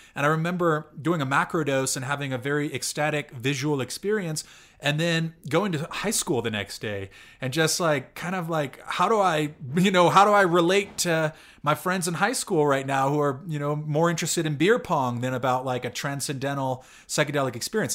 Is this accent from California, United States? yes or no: yes; California, United States; I'm from California, and I went to school in the Bay Area